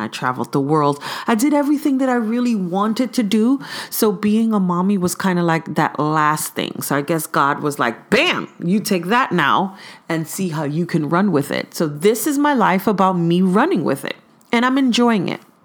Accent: New York City, New York, United States; now in East Bay, California, United States; I'm originally from Brooklyn, New York, by ways of East Flatbush

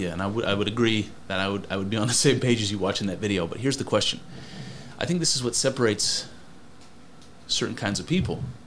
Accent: United States

